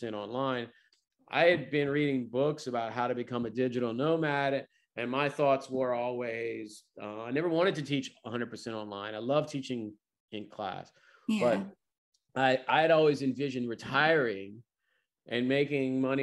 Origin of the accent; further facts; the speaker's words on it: Louisiana, United States; in my home state